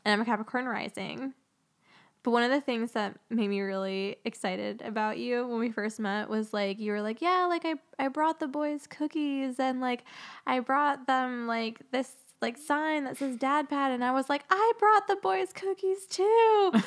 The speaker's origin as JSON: {"language": "English", "town": "Phoenix", "region": "Arizona", "country": "United States", "tie": "born or raised there", "said": "I grew up in Phoenix"}